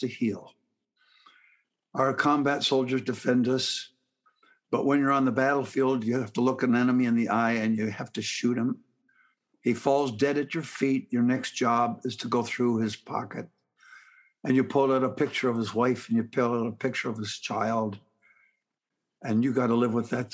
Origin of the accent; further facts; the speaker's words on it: Canada; now in Southern United States; I'm a Canadian by birth, an American by the grace of God, and a Southerner by choice.